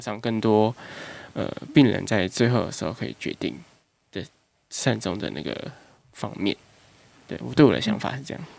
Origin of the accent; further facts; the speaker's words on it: Taipei, Taiwan; 因为我是台北人，所以就是实习的时候想要先找家里附近的地方